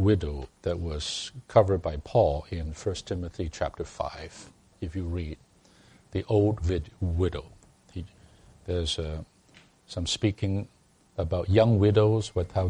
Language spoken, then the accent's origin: English; Hong Kong; moved away; I came from Hong Kong